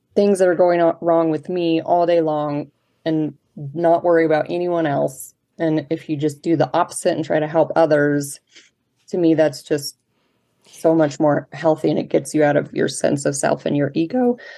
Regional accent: Colorado Springs, Colorado, United States; I grew up in Colorado Springs, which is where I still live now. Um, I'm a native

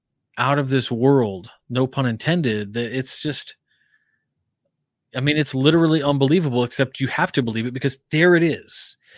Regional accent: Naples, Campania, Italy; I mean, so part of my youth, I was, you know, I grew up in Naples, Italy.

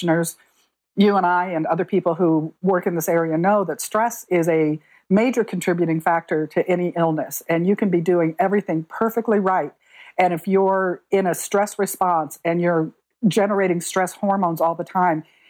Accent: Arizona, United States; I grew up in Arizona

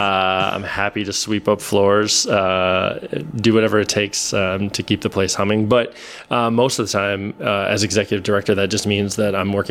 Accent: St. Paul, Minnesota, United States; moved away as an adult; also born or lived in Grinnell, Iowa; now in Iowa City, United States; I am originally from Minnesota. I'm from St. Paul, Minnesota. Grew up in the Twin Cities

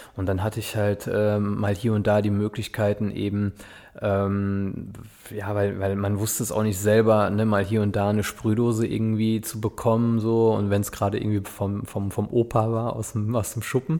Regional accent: Westerwald, near Altenkirchen, Rhineland-Palatinate, Germany; Ich bin aufgewachsen im Westerwald, also bei Altenkirchen, da unten die Kante. Das ist so nördlichster Zipfel rein, in Rheinland-Pfalz.

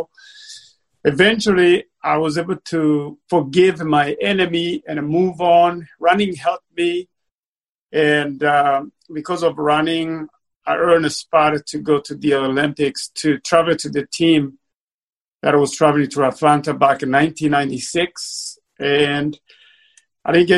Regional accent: Bururi Province, Burundi; now in Austin, United States; I was born and raised in Burundi. I was raised in southern province called Bururi.

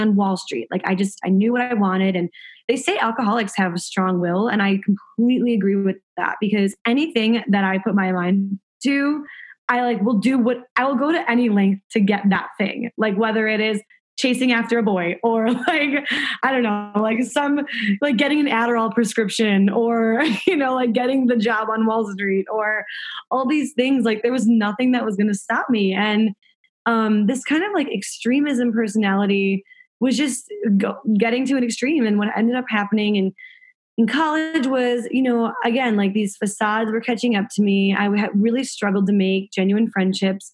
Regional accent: Chicago, Illinois, United States; I grew up in Chicago, middle-class family

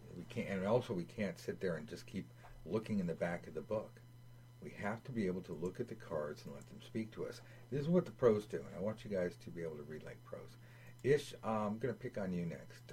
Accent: United States; growing up in America

